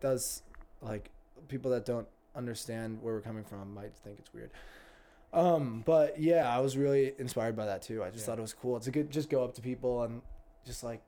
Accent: Greenwich, Connecticut, United States; I grew up in also a upper middle class bubble with in Greenwich, Connecticut

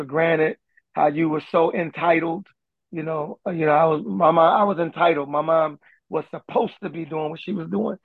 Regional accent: Philadelphia, Pennsylvania, United States; I remember when we lived in North Philly

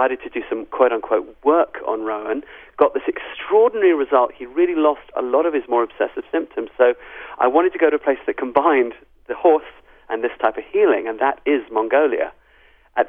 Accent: England, United Kingdom; also born or lived in South Africa / Zimbabwe; I'm a white African, even though I was born in England. All my family is from South Africa and Zimbabwe.

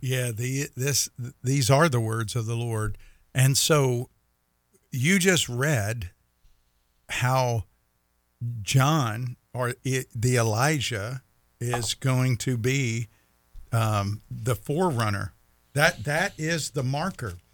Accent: United States; as an American

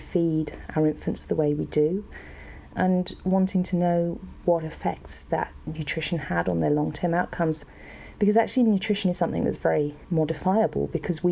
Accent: Brockworth, South West England, United Kingdom; moved away as an adult; also born or lived in London, United Kingdom / New Zealand; I grew up in Brockworth in the UK

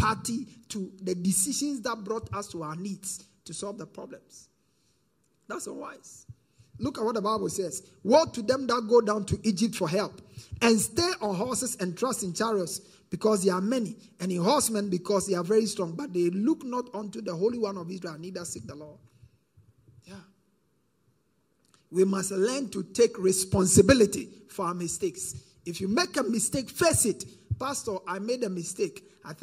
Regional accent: Ghana; as a Ghanaian

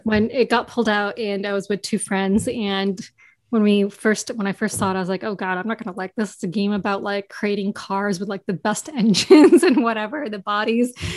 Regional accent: New York, United States; I grew up in New York. I've born and raised in New York

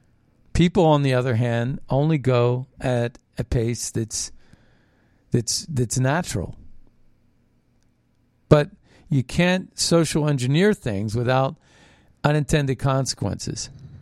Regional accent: United States; Well, I'm not dark enough, maybe, because I'm Native American Indian.

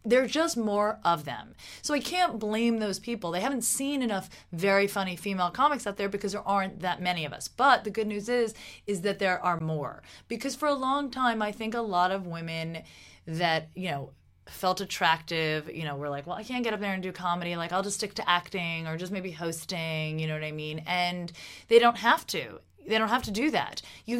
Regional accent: New Jersey, United States; I'm from Jersey

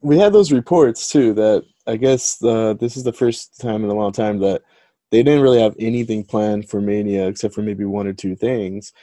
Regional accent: Southern California, United States; us both growing up in Southern California

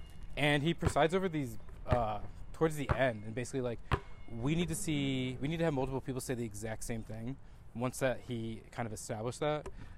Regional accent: the Berkshires, Western Massachusetts, United States; since I grew up in Western Mass, like, the Berkshires

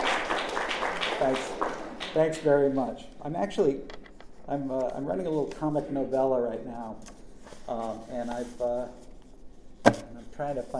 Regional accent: Norwich, Connecticut, United States; also born or lived in Willimantic, Connecticut; my childhood in my hometown of Norwich, Connecticut

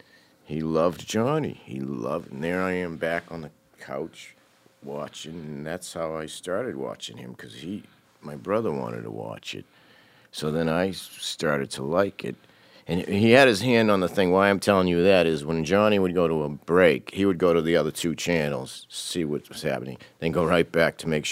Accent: Cambridge, Massachusetts, United States; born there; I was born in Cambridge.

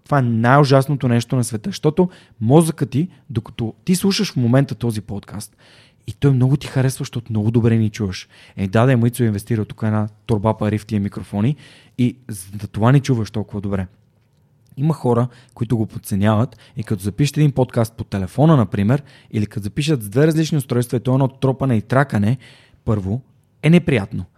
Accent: Sofia, Sofia City, Bulgaria; на 32 години, съм от София

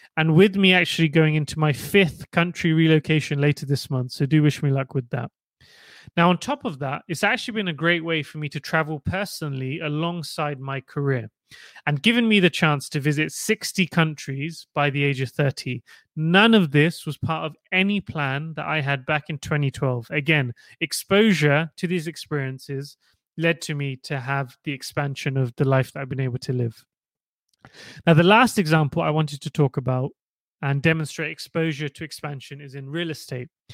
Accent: Portsmouth, South East England, United Kingdom; as a young child growing up in Portsmouth

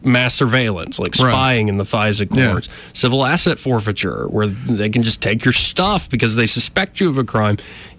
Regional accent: Alabama, United States; But we're in Alabama, Jonathan. I know. We were born and raised.

